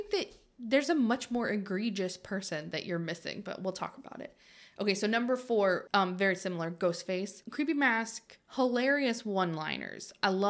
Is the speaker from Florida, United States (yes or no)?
yes; Florida, United States; That's what growing up in Florida does.